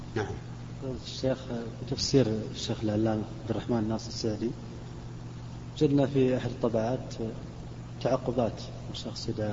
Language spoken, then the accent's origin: Arabic; Riyadh Province, Saudi Arabia; عندنا في الرياض